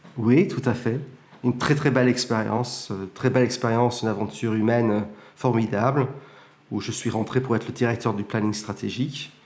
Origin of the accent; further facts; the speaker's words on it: Plymouth, South West England, United Kingdom; moved away as an adult; also born or lived in Cambridge; now in France; Je suis né à Plymouth, au Royaume-Uni